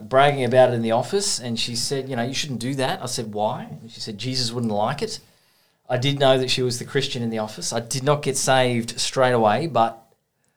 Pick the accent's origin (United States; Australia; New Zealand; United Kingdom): Australia; Hunter Valley, New South Wales; moved away as an adult; now in Port Macquarie, Australia; I grew up in the Hunter Valley